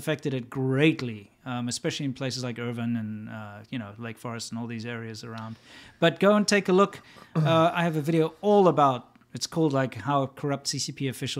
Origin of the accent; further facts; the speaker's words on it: South Africa; now in United States; I'm South African, West African.